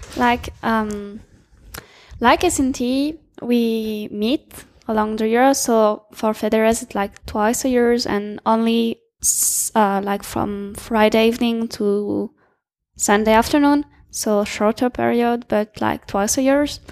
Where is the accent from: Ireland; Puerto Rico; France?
France; I'm from France.